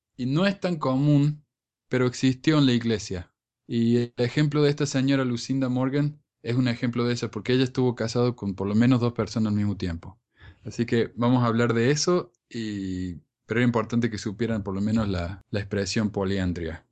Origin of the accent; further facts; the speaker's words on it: Argentina; en mi país, en Argentina